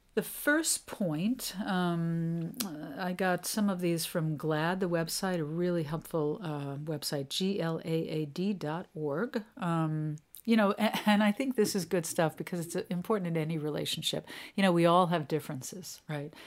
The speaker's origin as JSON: {"language": "English", "town": "New York City", "region": "New York", "country": "United States", "tie": "born or raised there", "said": "I grew up in New York City"}